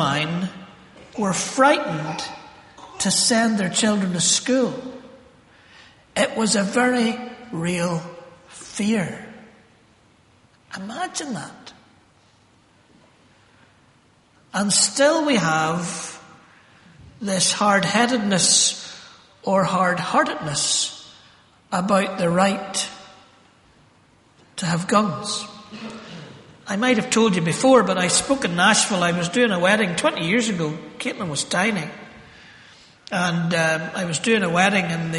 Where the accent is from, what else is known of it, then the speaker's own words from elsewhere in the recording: Northern Ireland, United Kingdom; I grew up in Northern Ireland